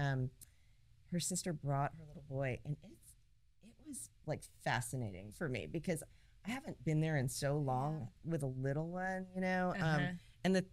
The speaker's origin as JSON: {"language": "English", "region": "Northern Virginia", "country": "United States", "moved": "yes", "lives_now": "Fort Worth, United States", "said": "I'm from Northern Virginia"}